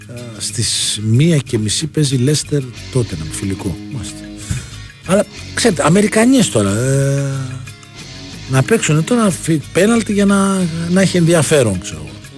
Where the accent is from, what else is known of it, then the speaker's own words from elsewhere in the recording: Greece; also born or lived in Petralona, Athens; τη χώρα που, έχουμε γεννηθεί, που αγαπάμε, που έχουμε κάνει τα παιδιά μας